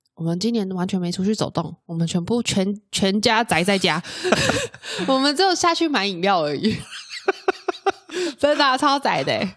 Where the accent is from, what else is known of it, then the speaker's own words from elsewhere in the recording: central Taiwan, Taiwan; moved away as an adult; also born or lived in Taoyuan; now in Hsinchu, Taiwan; 以前我也是在中部长大的小孩啦